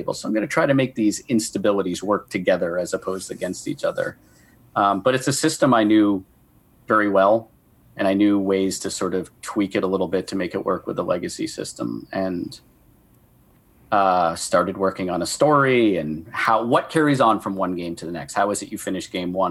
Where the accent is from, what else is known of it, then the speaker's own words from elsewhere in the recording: Maine, United States; I'm from Maine.